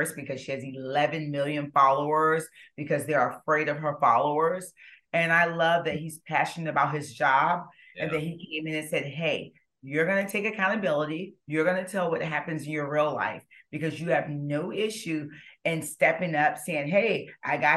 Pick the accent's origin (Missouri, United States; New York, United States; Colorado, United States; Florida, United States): Florida, United States; St. Petersburg; I'm from St. Petersburg, Florida